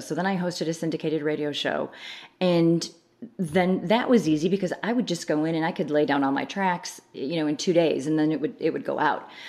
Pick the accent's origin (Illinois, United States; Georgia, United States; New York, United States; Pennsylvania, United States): Illinois, United States; outside of Chicago; now in Texas, United States; So I grew up in Illinois, right, right outside of Chicago in mm-hmm. the suburbs